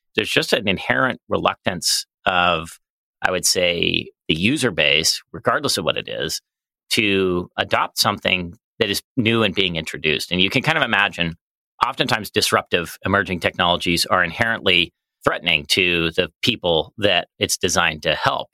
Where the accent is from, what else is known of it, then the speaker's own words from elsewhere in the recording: Colorado Springs, Colorado, United States; moved away as an adult; I grew up in Colorado Springs